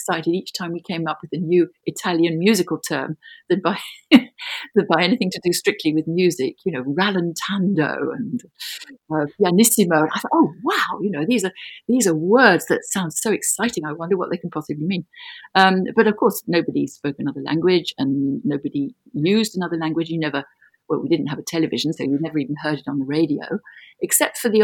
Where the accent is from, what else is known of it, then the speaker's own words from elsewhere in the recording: London, United Kingdom; moved away as an adult; now in Brussels, Belgium; I was born in London, in Greater London. And I'm calling you from Brussels, where I have lived since 1969.